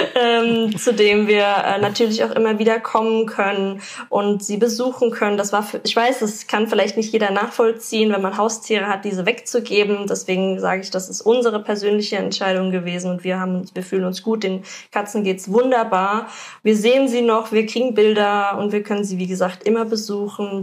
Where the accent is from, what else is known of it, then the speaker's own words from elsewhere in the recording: Germany; man als Deutscher